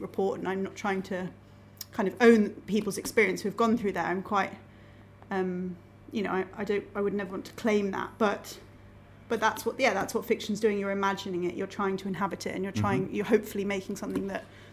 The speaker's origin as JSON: {"language": "English", "town": "Cambridge", "region": "East of England", "country": "United Kingdom", "tie": "born or raised there", "also_born_or_lived": "Manchester", "said": "I feel like I'm from Cambridge because mm-hmm. I've lived in Cambridge for the vast majority of my life"}